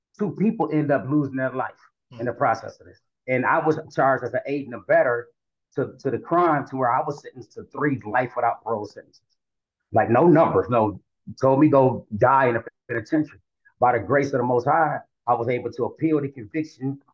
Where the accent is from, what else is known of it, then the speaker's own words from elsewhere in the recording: Flint, Michigan, United States; moved away as an adult; now in Atlanta, United States; I'm from Flint, Michigan, born and raised.